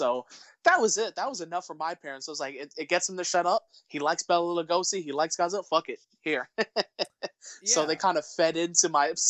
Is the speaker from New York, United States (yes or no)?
yes; New York City, New York, United States; I'm born and raised in New York City